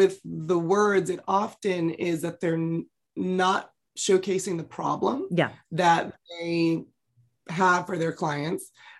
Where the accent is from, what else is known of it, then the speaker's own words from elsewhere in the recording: California, United States; also born or lived in Los Angeles, United States; I grew up in the San Francisco Bay Area.